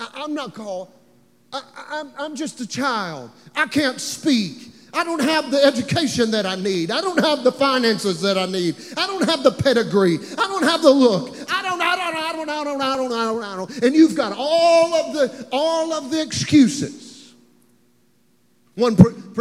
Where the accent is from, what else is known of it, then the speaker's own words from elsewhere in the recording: Beaver Dam, Kentucky, United States; moved away as an adult; now in Nashville, United States; I grew up in Beaver Dam, Kentucky